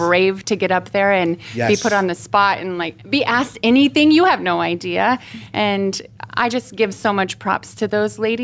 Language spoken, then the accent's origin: English; Hamburg, Iowa, United States; I was born in Hamburg, Iowa